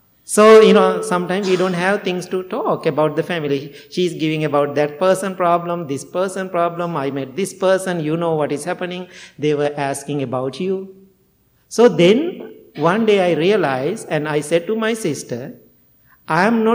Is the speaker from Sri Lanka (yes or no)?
yes; Sri Lanka; first language Sinhala; English is a second language; moved away as an adult; Sinhala, my language